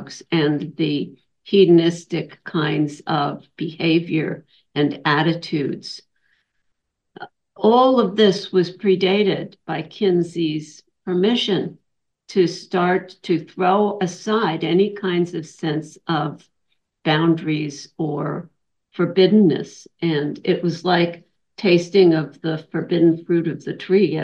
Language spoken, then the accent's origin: English; Huntington, Indiana, United States; I grew up in Indiana, in Huntington in the 50s, well, we moved to Huntington in 1960 or so. And I grew up from the age of 9 years old